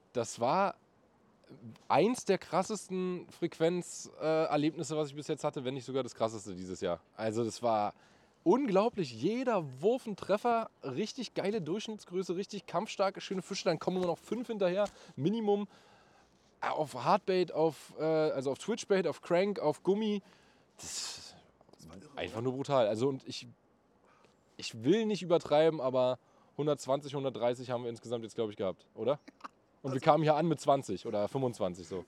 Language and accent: German; Berlin, Germany; also born or lived in Bernau; geboren bin ich in Berlin und ich wohne auch in Berlin